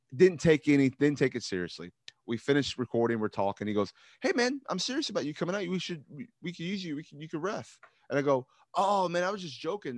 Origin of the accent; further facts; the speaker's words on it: Louisville, Kentucky, United States; growing up in Louisville